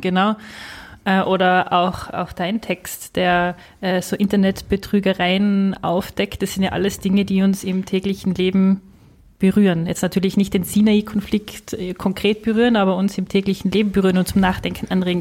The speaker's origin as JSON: {"language": "German", "region": "Tyrol", "country": "Austria", "said": "Als Tirolerin"}